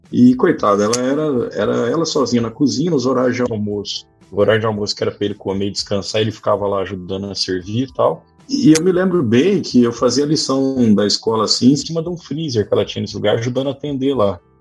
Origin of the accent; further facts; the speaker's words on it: Pires do Rio, Goiás, Brazil; also born or lived in Ituverava, São Paulo; Mas logo cedo, com seis anos de idade, meu pai, minha mãe se mudou para Goiás, fui morar em Pires do Rio